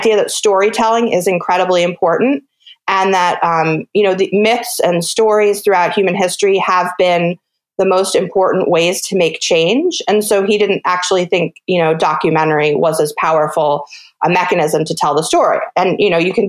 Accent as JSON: {"language": "English", "area": "Hudson River Valley", "region": "New York", "country": "United States", "tie": "born or raised there", "also_born_or_lived": "West Coast, United States", "moved": "as an adult", "lives_now": "Bainbridge Island, United States", "said": "I grew up in the Hudson River Valley of New York State, and I was raised by my grandmother"}